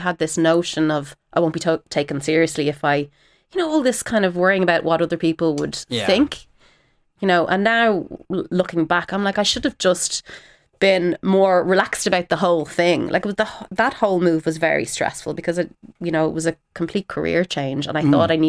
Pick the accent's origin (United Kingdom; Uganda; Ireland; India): Ireland; So there was an immediate sort of respect as being an Irish person, you know, with our history of storytelling and all of that.